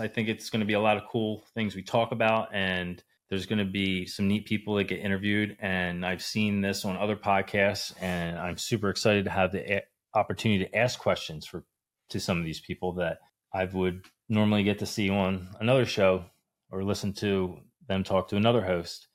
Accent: New Jersey, United States; moved away as an adult; I'm originally from New Jersey

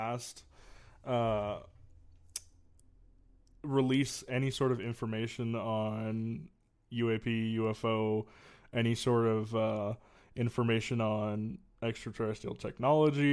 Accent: the Northwest, Pacific Northwest, United States; I am from the Northwest, born and raised.

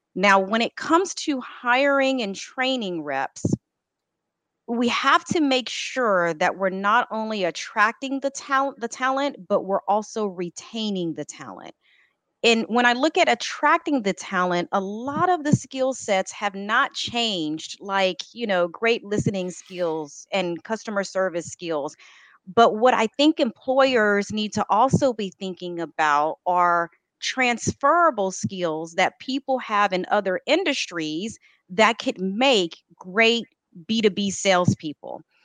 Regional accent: Texas, United States; I am born and raised and grew in Texas. I will tell you because I have been here all my life

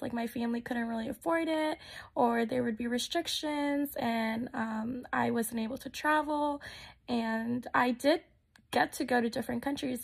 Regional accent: Texas, United States; moved away; I'm actually originally from Texas. I was raised there.

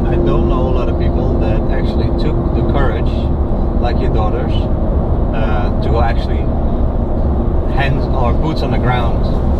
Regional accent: Netherlands; moved away as an adult; now in Florida, United States; I'm from the Netherlands

